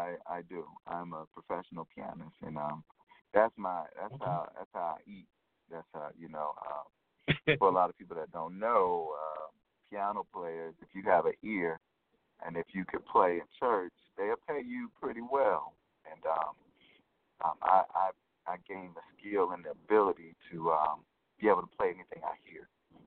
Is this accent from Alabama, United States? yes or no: yes; Selma, Alabama, United States; I'm originally from Selma, Alabama.